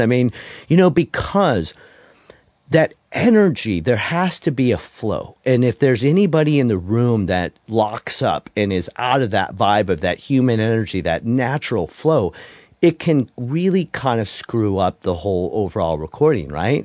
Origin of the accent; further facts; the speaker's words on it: Detroit, Michigan, United States; also born or lived in Denton, Texas; now in Nashville, United States; my background growing up in Detroit